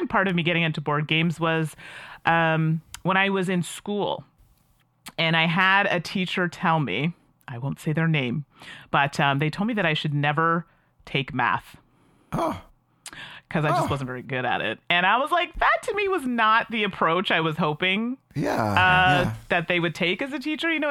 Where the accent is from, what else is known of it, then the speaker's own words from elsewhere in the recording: Calgary, Alberta, Canada; now in Ottawa, Canada; I was born and raised in Alberta. So Calgary, Alberta is where I'm